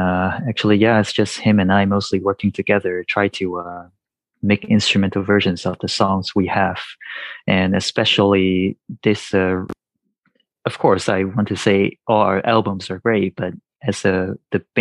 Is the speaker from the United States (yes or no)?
no; Hong Kong; I am from Hong Kong